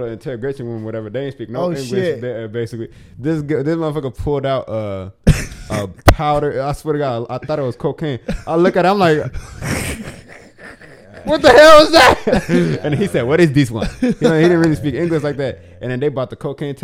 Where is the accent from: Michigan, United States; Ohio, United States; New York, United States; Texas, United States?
Ohio, United States; Cincinnati; I grew up, was born and raised in Cincinnati